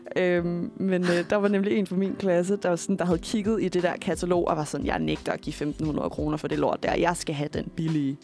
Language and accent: Danish; Køge, Zealand, Denmark; jeg kommer fra Køge oprindeligt